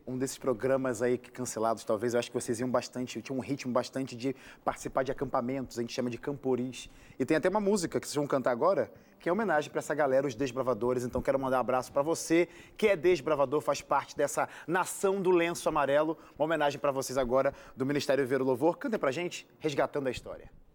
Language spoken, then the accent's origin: Portuguese; Rio de Janeiro, Brazil; accent: carioca chiado; eu também sou carioca